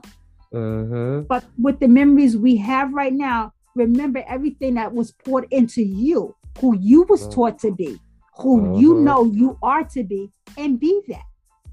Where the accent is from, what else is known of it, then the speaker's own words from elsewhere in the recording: Louisiana, United States; moved away; also born or lived in Bronx, New York / North Carolina; I was raised in the South